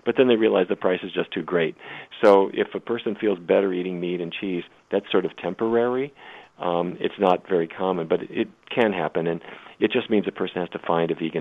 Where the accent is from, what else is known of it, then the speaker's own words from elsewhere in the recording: North Dakota, United States; when I was a kid, I grew up in North Dakota